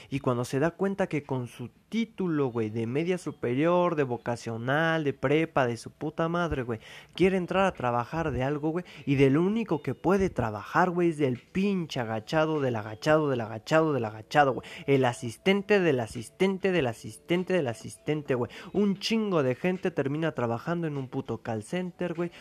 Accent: Mexico; así somos los mexicanos

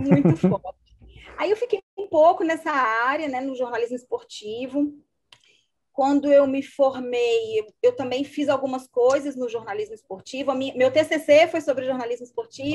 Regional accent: Juiz de Fora, Minas Gerais, Brazil; moved away as an adult; also born or lived in Belo Horizonte / Porto Alegre; now in João Pessoa, Brazil; eu sou mineira, sou de Juiz de Fora

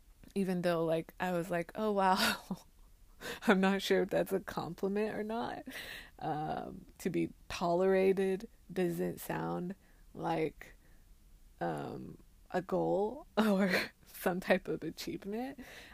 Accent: China; also born or lived in Hong Kong / Taiwan / Xiamen; living in, growing up in China and then moving to Hong Kong and then living in Hong Kong for 2 years and then living in Taiwan for about 2 years and then living in Xiamen.

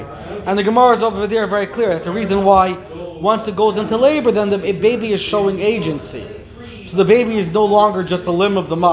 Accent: Lakewood, New Jersey, United States; when I was growing up in Lakewood

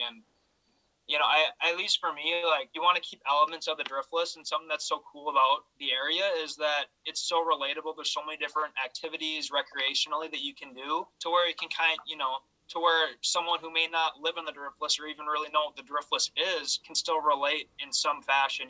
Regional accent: Hastings, Minnesota, United States; moved away as an adult; I'm from Hastings, Minnesota, about 20 minutes south of the Twin Cities.

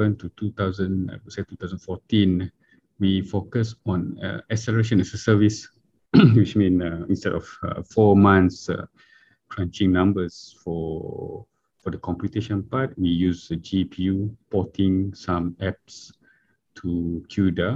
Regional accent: Miri, Sarawak, Malaysia; moved away; also born or lived in Japan / Kuala Lumpur; I'm from Miri, Sarawak.

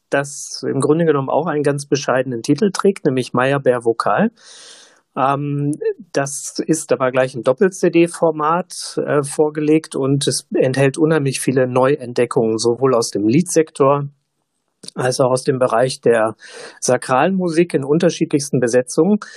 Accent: Brandenburg, Germany; da bin ich als

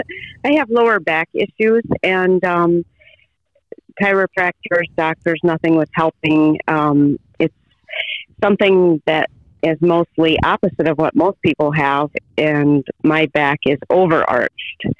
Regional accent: Colesburg, Iowa, United States; I'm here on my family farm, which is where I grew up, and that is about five miles north of Colesburg, Iowa

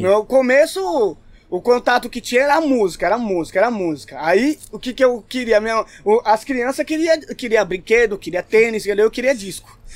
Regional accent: São Paulo, Brazil; also born or lived in São Mateus, São Paulo; eu morava no Ipiranga, nasci no Ipiranga

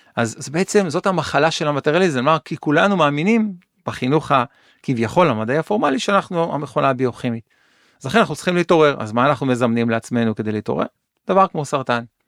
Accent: Kiryat Yam, Haifa District, Israel; נולדתי באזור של קריית ים

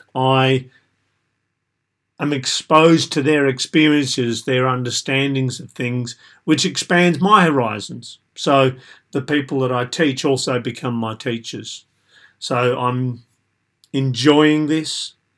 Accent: Australia; I was typical of a middle-ish, low middle class white male growing up in Australia

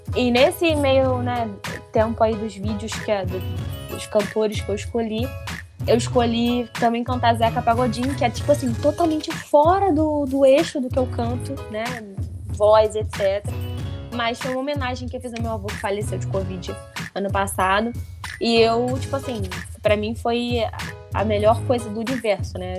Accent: São Gonçalo, Rio de Janeiro, Brazil; eu sou de São Gonçalo, mas é só atravessar a rua, eu tô em Niterói, porque eu moro em Canativa

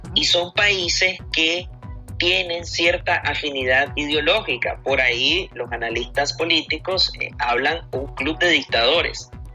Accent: Nicaragua; Nosotros los nicaragüenses

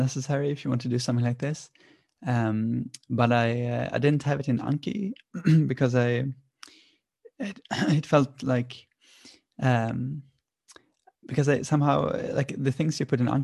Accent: Sweden; born or raised there

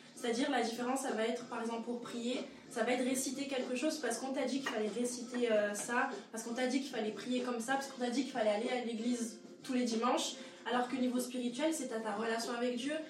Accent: Martigues, Provence-Alpes-Côte d'Azur, France; now in Nice, France; moi je suis de Martigues, donc c'est à côté de Marseille, et je me suis installée sur Nice euh, courant octobre

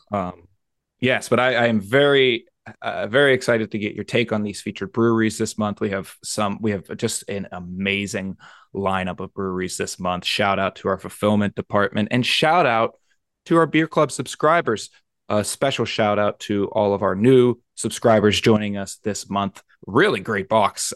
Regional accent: Pennsylvania, United States; here in my home state

